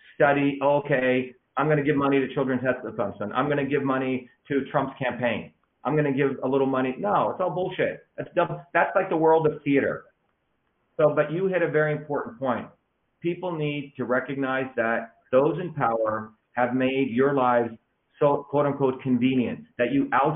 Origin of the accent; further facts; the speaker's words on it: Mumbai, Maharashtra, India; moved away; when I was growing up in India, in Bombay